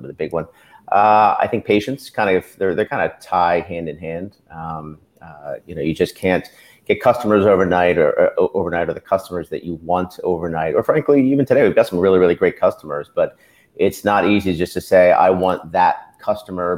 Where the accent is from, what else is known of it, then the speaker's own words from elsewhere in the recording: Bucks County, Pennsylvania, United States; also born or lived in Los Angeles; moved back to the Philadelphia area. I was from Bucks County originally.